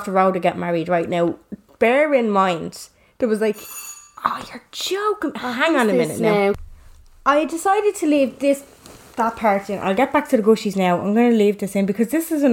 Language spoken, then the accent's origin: English; Dublin, Leinster, Ireland; moved away; I grew up for the first 6 or 7 years of my life. I grew up in Finglas.